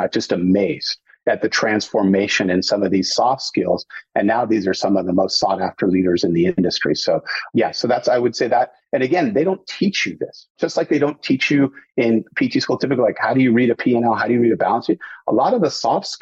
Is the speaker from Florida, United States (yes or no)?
no; Southern California, United States; I grew up in SoCal